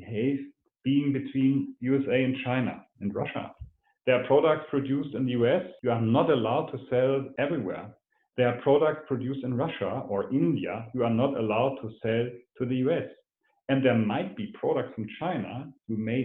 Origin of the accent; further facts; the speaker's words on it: Hamburg, Germany; My hometown, the city of Hamburg